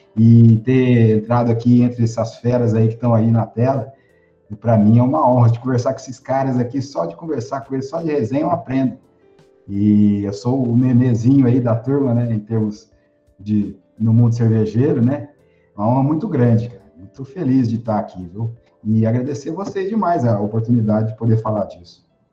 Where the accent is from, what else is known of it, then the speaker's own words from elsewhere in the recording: Batatais, São Paulo, Brazil; now in Barra do Garças, Brazil; eu sou paulista do interior, sou de Batatais, uma cidade perto de Ribeirão Preto